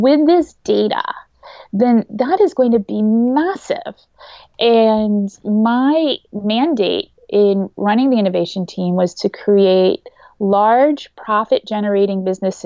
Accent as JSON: {"language": "English", "area": "Jersey Shore", "region": "New Jersey", "country": "United States", "tie": "born or raised there", "said": "I grew up on the Jersey Shore"}